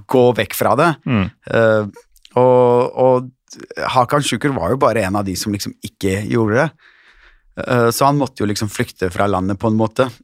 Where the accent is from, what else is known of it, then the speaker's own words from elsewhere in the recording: Konya, Turkey; Og jeg er fra Konja.